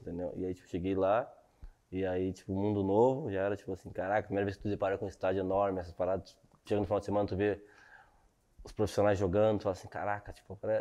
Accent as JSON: {"language": "Portuguese", "town": "Sapucaia do Sul", "region": "Rio Grande do Sul", "country": "Brazil", "tie": "born or raised there", "also_born_or_lived": "Esteio", "moved": "as an adult", "said": "eu sou de Sapucaí do Sul, né? Então, tipo assim, nasci e fiquei ali até uns 10 anos"}